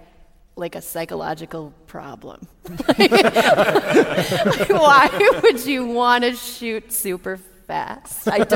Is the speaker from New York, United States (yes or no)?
no; Frederick, Wisconsin, United States; Yeah, I'm from Wisconsin.